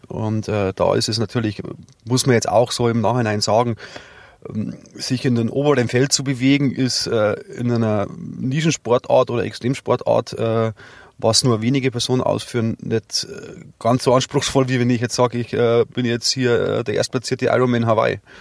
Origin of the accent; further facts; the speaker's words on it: Rosenheim district, Bavaria, Germany; ich bin ja hier geboren und ich bin hier daheim. Und es ist ganz klar, also jetzt der, der Rosenheimer Landkreis